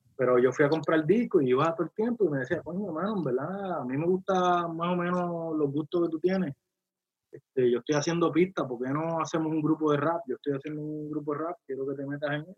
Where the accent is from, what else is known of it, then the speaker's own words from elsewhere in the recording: Carolina, Puerto Rico; yo me crié en Villa Carolina